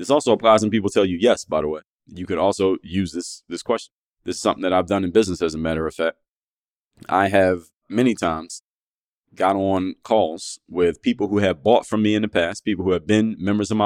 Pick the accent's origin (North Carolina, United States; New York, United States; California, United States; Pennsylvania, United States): Pennsylvania, United States; Philadelphia; these are my friends I grew up with in Philadelphia